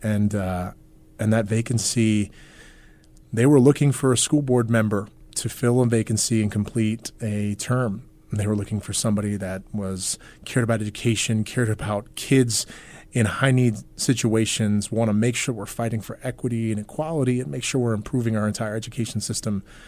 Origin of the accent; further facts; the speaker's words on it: New York, United States; moved away as an adult; also born or lived in Queens, New York / Long Island / Brooklyn; now in Nebraska, United States; I was born in Queens, raised all over New York, Long Island, upstate New York